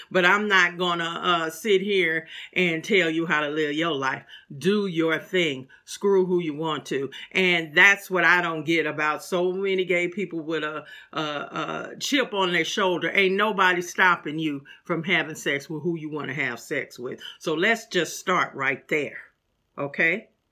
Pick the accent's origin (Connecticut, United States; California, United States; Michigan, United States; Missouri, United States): Missouri, United States; St. Louis; moved away; my hometown of St. Louis